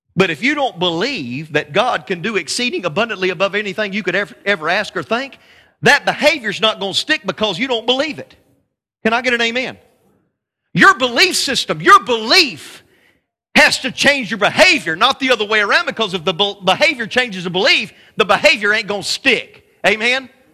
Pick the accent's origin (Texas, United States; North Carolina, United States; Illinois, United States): North Carolina, United States; I'm just a country boy from North Carolina